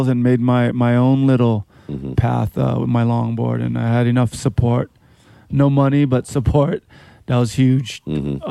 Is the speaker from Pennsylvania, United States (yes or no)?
no; Honolulu, Hawaii, United States; also born or lived in Mililani, Hawaii / North Shore, Oahu; I grew up in Waikiki